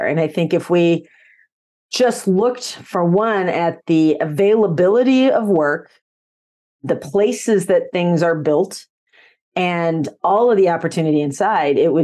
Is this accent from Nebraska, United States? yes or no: yes; Nebraska, United States; I was actually born and raised in Nebraska on a farm